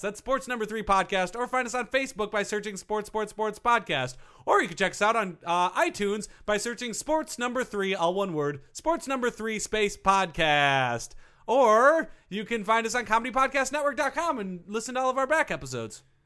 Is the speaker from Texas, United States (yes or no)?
no; Minnesota, United States; I grew up in Minnesota